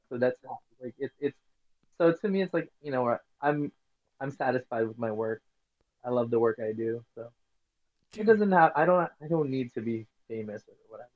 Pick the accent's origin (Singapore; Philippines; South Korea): Philippines; moved away as an adult; now in United States; I was born and raised in the Philippines.